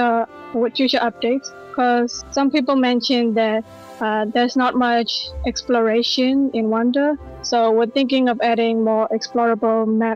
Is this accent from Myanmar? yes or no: yes; Myanmar; Yeah, I'm from Burma as well.